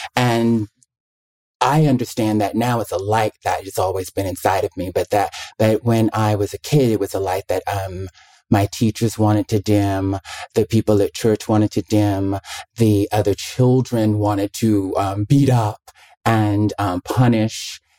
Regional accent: Mobile, Alabama, United States; also born or lived in Birmingham, Alabama; I'm from Mobile, Alabama, the deep South

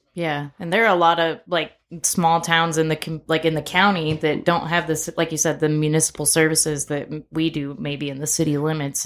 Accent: Corpus Christi, Texas, United States; now in Lubbock, United States; growing up in Corpus

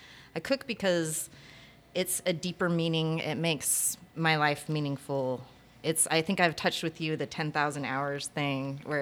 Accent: Arizona, United States; I'm from Arizona

